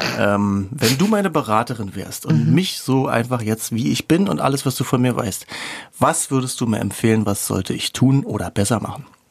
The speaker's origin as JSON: {"language": "German", "region": "East Germany", "country": "Germany", "said": "Ich bin auch ein Ossi im tiefsten Innern"}